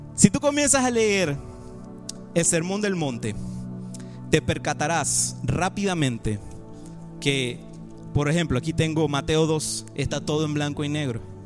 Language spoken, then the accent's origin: Spanish; Panama; Yo soy panameño y también soy español.